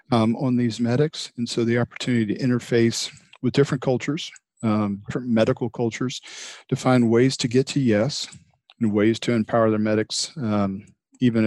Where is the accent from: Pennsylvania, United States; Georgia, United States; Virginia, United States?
Georgia, United States; Atlanta; moved away as an adult; also born or lived in San Antonio, Texas / St. Louis area; I'm from Georgia originally, born and raised in the Atlanta area.